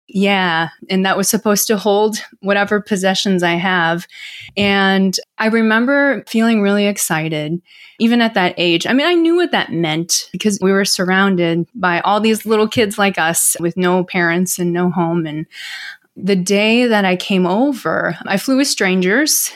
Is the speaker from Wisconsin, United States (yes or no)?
yes; Milwaukee, Wisconsin, United States; also born or lived in Seoul, South Korea; from Milwaukee, Wisconsin, actually. I grew up in the Midwest.